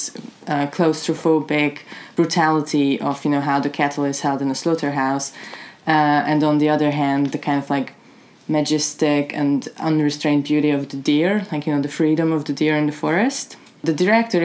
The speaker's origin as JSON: {"language": "English", "country": "Hungary", "moved": "yes", "said": "I'm from Hungary"}